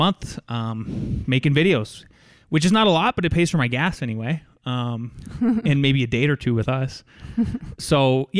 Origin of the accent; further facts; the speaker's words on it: North Dakota, United States; So I am from Northwest North Dakota, which is a very sparsely populated area.